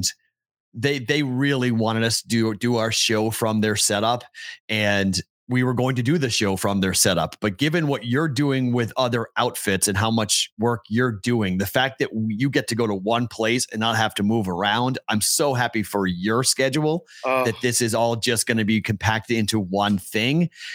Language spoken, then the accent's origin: English; Boston, Massachusetts, United States; moved away; I'm the Bostonian